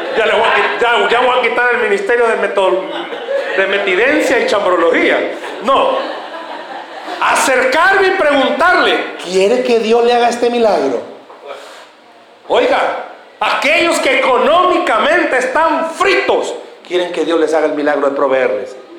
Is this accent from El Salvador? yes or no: yes; El Salvador; ¿Somos así o no somos así los salvadoreños?